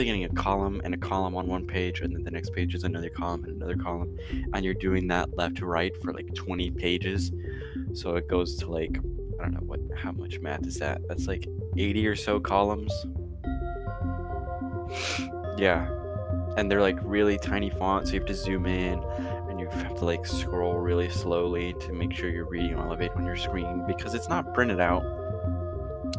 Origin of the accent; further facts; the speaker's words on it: United States; I'm an American, Americans are kind of majorly Christian